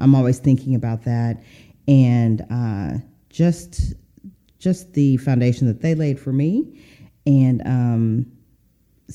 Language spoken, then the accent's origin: English; Seattle, Washington, United States; moved away; also born or lived in the South; my hometown, Seattle